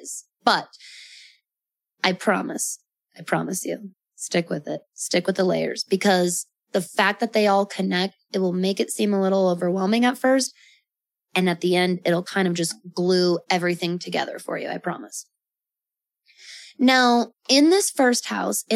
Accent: Colorado, United States; I was born on October 30th, in Colorado

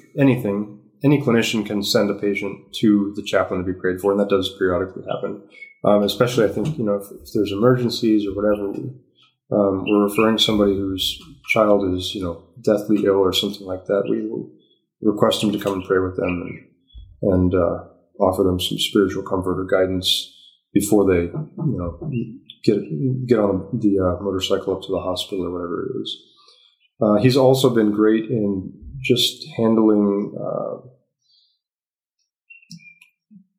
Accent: San Diego, California, United States; moved away as an adult; now in Uganda; I'm from San Diego

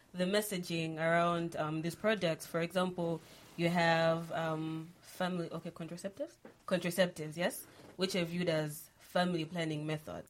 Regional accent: Malawi; I'm from Malawi

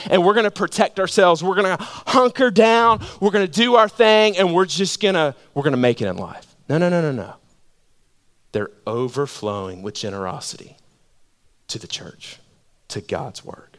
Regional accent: Georgia, United States; I'm from Georgia.

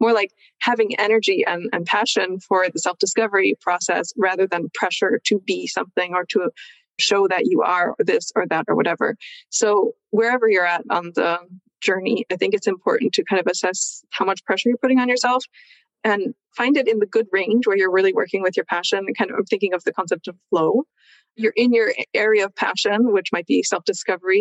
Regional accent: United States; moved away as an adult; now in Switzerland; I grew up in America, so there is that background for me, but I've lived over here for a long time.

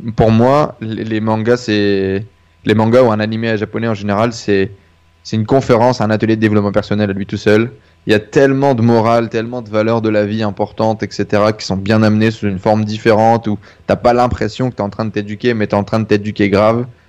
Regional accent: Denain, Hauts-de-France, France; Je viens du nord de la France. Euh, je suis né à côté de, de je, suis né, à Denain, dans une ville qui est plutôt assez pauvre.

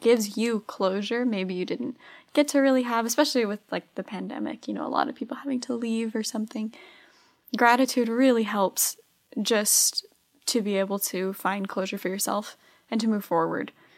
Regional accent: Arizona, United States; I'm from Arizona.

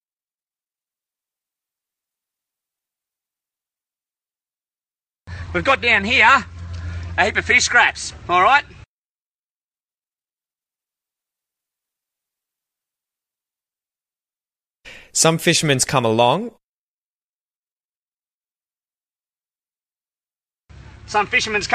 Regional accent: Australia; accent: Australian; my accent

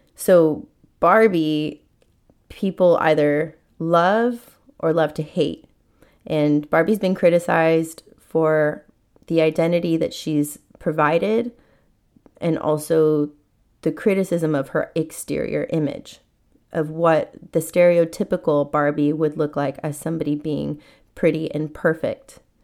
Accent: San Diego, California, United States; I was born in San Diego, and we grew up in a very modest, humble, simple life

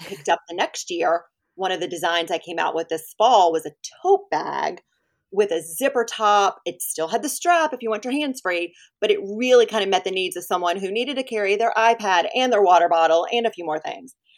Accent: Winston-Salem, North Carolina, United States; moved away as an adult; also born or lived in Philadelphia area / Atlanta; now in Ponte Vedra Beach, United States; I grew up in North Carolina, in Winston-Salem.

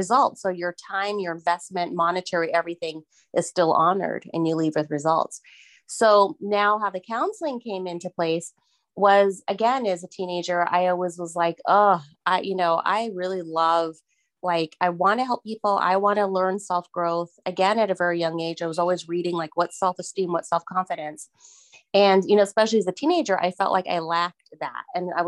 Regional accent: Miami, Florida, United States; moved away; I'm from Miami, Florida originally

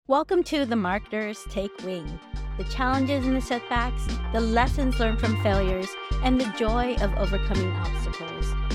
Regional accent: United States; I'm Filipino American

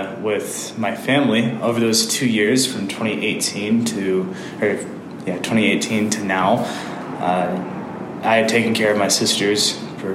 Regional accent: Albuquerque, New Mexico, United States; born or raised there; also born or lived in El Rancho

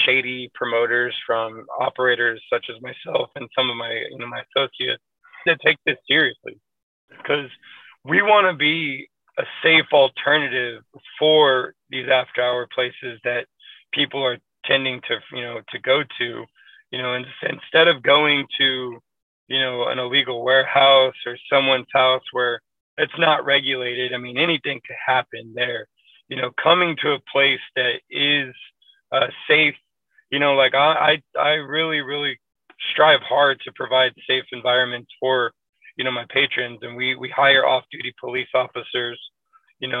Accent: Waco, Texas, United States; now in Dallas, United States; I'm originally from Waco, Texas

